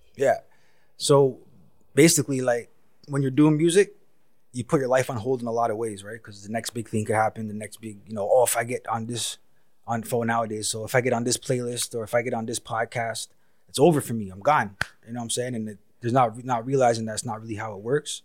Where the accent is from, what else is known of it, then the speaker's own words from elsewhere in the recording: Toronto, Ontario, Canada; also born or lived in West End, Toronto / East End, Toronto; I was more like in North York for the longest period of time